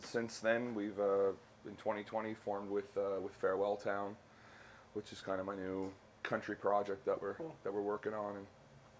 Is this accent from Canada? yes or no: yes; Sydney Mines, Nova Scotia, Canada; now in Halifax, Canada; born and raised in Sydney Mines in Cape Breton.